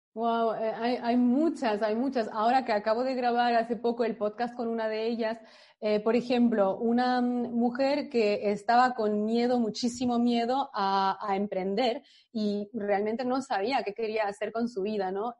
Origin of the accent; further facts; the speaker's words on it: France; moved away; yo crecí en Francia, pero mis padres son de, son extranjeros